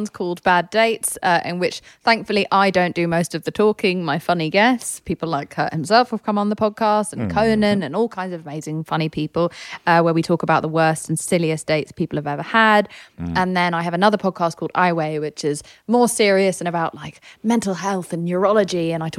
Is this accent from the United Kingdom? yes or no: yes; England, United Kingdom; I'm English. I hear that kind of story and I'm just like, what a prick.